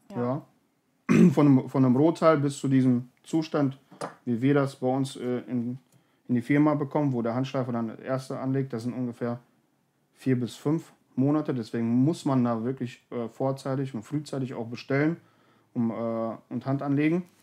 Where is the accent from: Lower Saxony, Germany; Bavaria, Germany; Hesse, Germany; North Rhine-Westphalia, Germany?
North Rhine-Westphalia, Germany; Berge und Täler, wir kommen ja aus dem Bergischen